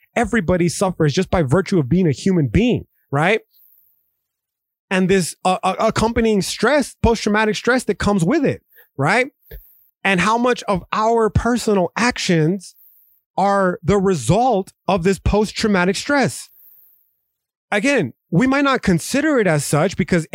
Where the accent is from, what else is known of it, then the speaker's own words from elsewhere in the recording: United States; as American citizens